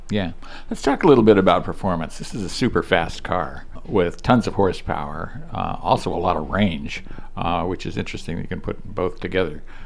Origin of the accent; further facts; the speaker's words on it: Chicago, Illinois, United States; I grew up in the Chicago area